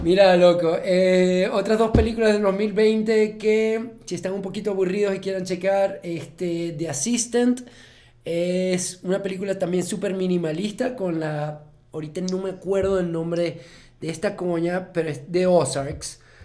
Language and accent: Spanish; Maracaibo, Zulia, Venezuela; Nosotros somos, no somos críticos de cine, sino somos maracuchos